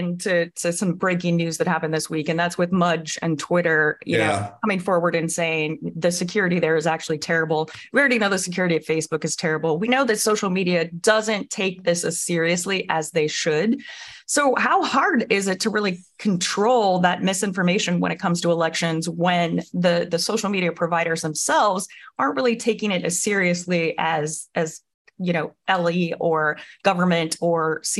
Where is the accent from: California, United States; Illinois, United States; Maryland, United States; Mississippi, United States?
Illinois, United States; I'm from Illinois, so I'm really excited about that.